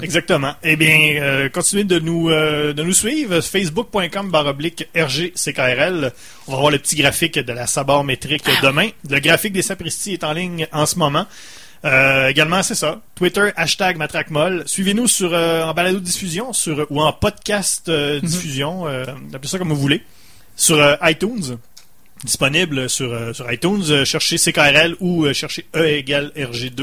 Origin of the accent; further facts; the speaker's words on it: Saguenay, Quebec, Canada; on vient du Saguenay